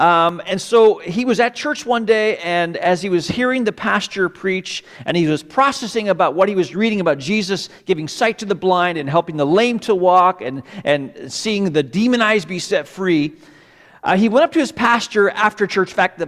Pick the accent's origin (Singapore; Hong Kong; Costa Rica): Hong Kong; also born or lived in Malaysia; I do have some roots in Hong Kong. I was born in Hong Kong. My parents were CMA missionaries. And so I would spend part of the year in Hong Kong and part of the year at a boarding school in Malaysia.